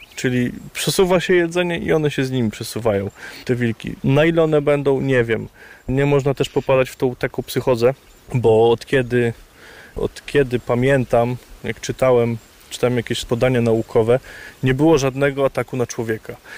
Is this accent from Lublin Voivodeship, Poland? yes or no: yes; Poniatowa, Lublin Voivodeship, Poland; moved away; Ja pochodzę z Nadleśnictwa Kraśnik, dokładnie z Poniatowej